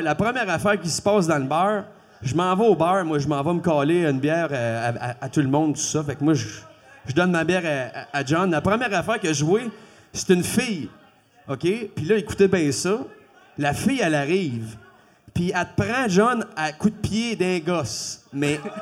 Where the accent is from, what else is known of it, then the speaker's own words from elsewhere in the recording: Quebec, Canada; first language French; je suis un Québécois ma première langue, c'est le français